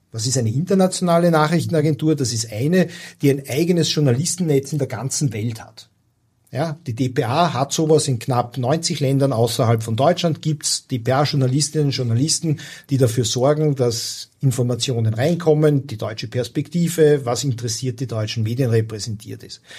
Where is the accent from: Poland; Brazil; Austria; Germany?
Austria; Also als als Österreicher fährst du ja, wirst du ja im Urlaub sozialisiert in diesen oberitalienischen Badeorten.